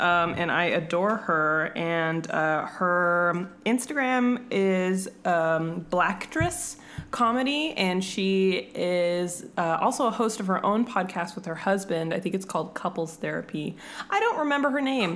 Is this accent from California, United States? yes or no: yes; California, United States; now in Arizona, United States; I'm from California, but I live in Arizona